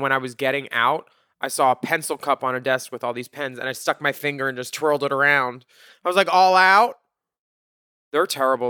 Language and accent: English; United States; talking about Trump or how shitty my country is right now. It's easier. You know, when a cashier says, where are you from? Canada.